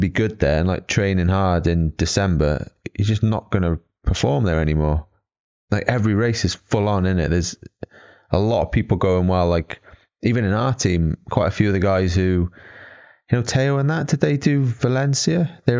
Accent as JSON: {"language": "English", "region": "Auckland", "country": "New Zealand", "said": "So we're 21 from New Zealand, went from Auckland to LA."}